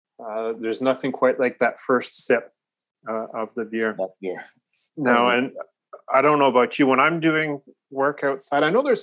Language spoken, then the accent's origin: English; Newmarket, Ontario, Canada; the pastor that we had growing up in Newmarket